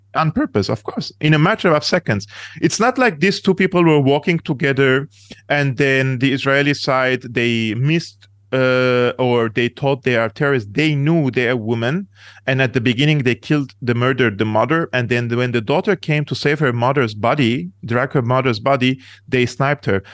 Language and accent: English; Syria; moved away; I come from the Middle East. I come from Syria